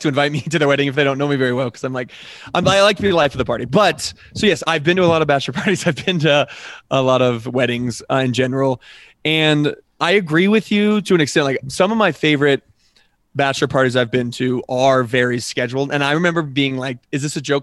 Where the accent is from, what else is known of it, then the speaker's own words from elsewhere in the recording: Colorado, United States; also born or lived in Nebraska; I grew up here in Colorado